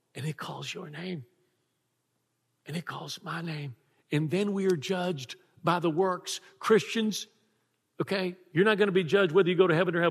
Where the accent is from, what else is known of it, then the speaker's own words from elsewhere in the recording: Texas, United States; I was raised in Texas